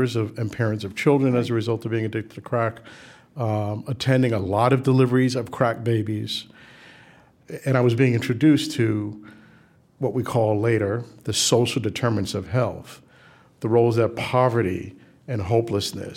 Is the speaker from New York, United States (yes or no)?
yes; New York City, New York, United States; We grew up in the South Bronx